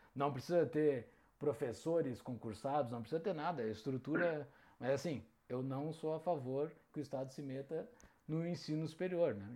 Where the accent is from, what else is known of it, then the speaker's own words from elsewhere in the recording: Mostardas, Rio Grande do Sul, Brazil; moved away; also born or lived in Porto Alegre; sou natural do interior do Rio Grande do Sul, da grandiosíssima Mostardas, do litoral do Rio Grande do Sul.